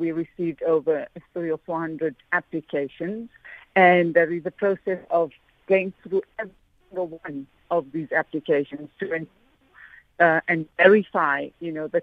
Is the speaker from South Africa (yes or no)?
yes; Johannesburg, Gauteng, South Africa; I'm from the Fordsburg community, you know, where the Oriental Plaza is in Fordsburg